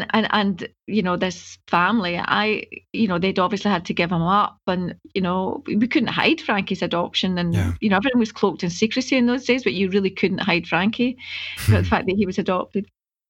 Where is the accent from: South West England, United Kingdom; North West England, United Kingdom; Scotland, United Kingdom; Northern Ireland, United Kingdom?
Scotland, United Kingdom; I don't want to know anything about Africa. I'm Scottish.